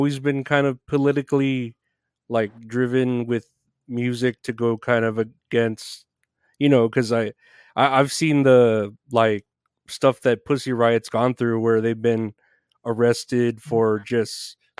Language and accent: English; Uvalde, Texas, United States; my hometown was, like, one of Uvalde, Texas